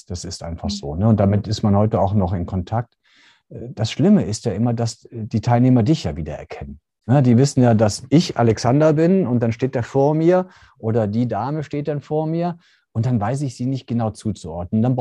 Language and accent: German; North Rhine-Westphalia, Germany; gebürtiger Niederrheiner. Ähm, habe eine Restaurantfachmann-Ausbildung gemacht in Mönchengladbach und eine Kochausbildung in Kassel.